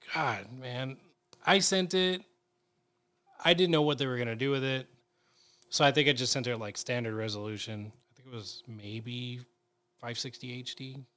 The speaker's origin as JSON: {"language": "English", "region": "California", "country": "United States", "tie": "born or raised there", "also_born_or_lived": "National City, California", "said": "I've lived in California my whole life"}